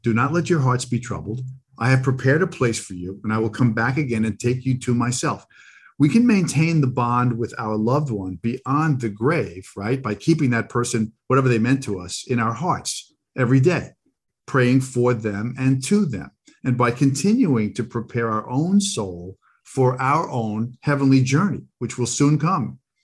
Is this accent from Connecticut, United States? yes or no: no; Long Island, New York, United States; growing up on Long Island